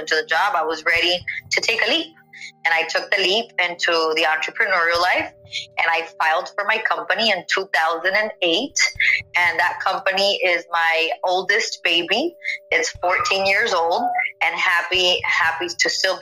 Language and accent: English; McAllen, Texas, United States; also born or lived in Mission, Texas / Hidalgo, Texas / Edinburg, Texas; I was born in McAllen, Texas, 1986 baby. I was raised between the Mission, Hidalgo, McAllen, Edinburgh area, so I'm very familiar with the roots of the valley